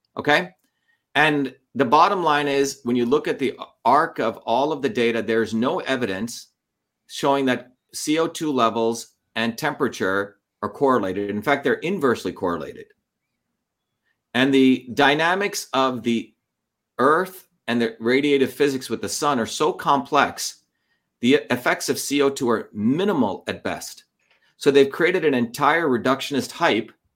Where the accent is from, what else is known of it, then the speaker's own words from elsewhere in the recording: India; now in United States; growing up in India in the caste system